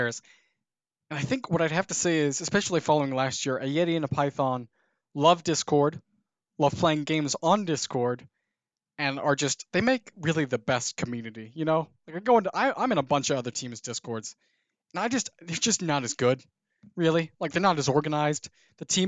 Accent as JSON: {"language": "English", "region": "Indiana", "country": "United States", "said": "Indiana because that's my home state"}